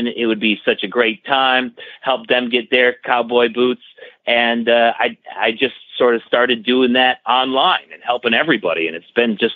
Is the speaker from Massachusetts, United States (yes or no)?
no; about an hour outside of Buffalo, Western New York, United States; I'm from Western New York, about an hour outside of Buffalo.